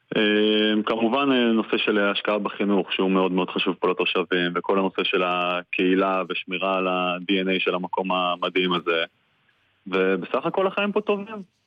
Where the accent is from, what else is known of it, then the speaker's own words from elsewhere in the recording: Kfar Tavor, Northern District, Israel; also born or lived in Tel Aviv; אני נולדתי, נולדתי וגדלתי פה בכפר תבור